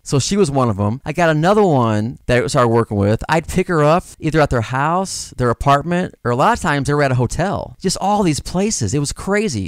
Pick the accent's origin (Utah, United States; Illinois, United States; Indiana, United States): Illinois, United States; Granite City; moved away as an adult; also born or lived in California; I'm from Granite City, Illinois. It's a little town in Southern Illinois, right across the river from Saint Louis, Missouri.